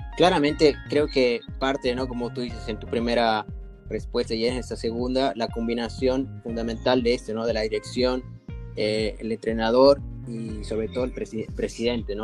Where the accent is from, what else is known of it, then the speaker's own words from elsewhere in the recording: Bolivia; yo soy boliviano